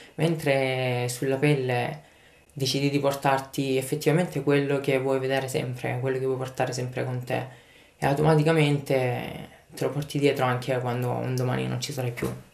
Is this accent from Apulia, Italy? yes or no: yes; Lecce, Apulia, Italy; moved away as an adult; now in Paris, France; ho 28 anni, vengo da Lecce e mi ritrovo a Parigi per lavoro